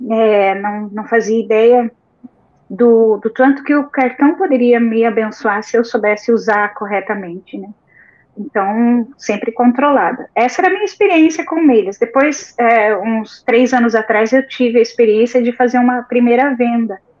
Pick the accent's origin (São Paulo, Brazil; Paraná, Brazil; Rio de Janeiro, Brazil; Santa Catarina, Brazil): Paraná, Brazil; São José dos Pinhais; now in Blumenau, Brazil; já há quatro anos vivemos aqui, viemos do Paraná, de São José dos Pinhais.